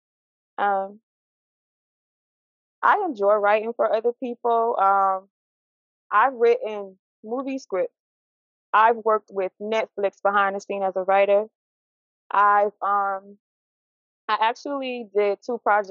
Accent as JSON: {"language": "English", "region": "Mississippi", "country": "United States", "tie": "born or raised there", "moved": "as an adult", "lives_now": "Pennsylvania, United States", "said": "Born and raised in Mississippi. I relocated to Pennsylvania in 2013"}